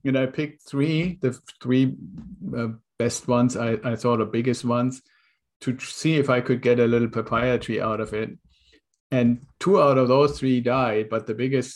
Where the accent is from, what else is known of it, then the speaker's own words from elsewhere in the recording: Germany; moved away as an adult; now in United States; I'm originally from Germany. I was in the Air Force, came over to the United States in an exchange program with the Air Force